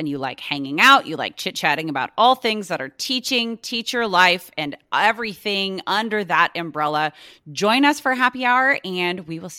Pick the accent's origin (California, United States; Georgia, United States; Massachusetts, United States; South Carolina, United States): California, United States; I'm from California